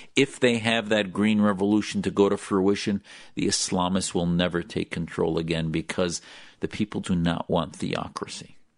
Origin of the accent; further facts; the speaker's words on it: United States; an American Muslim